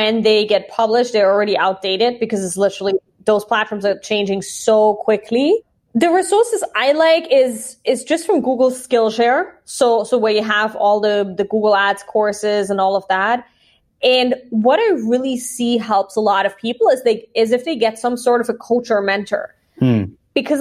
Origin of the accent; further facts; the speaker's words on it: Austria; growing up in Austria, you're kind of like humble and you shouldn't talk about yourself much